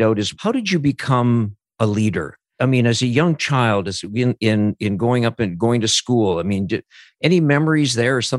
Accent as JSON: {"language": "English", "area": "Punnichy", "region": "Saskatchewan", "country": "Canada", "tie": "born or raised there", "said": "I grew up in Punishai, Saskatchewan, and I was surrounded by four reserves"}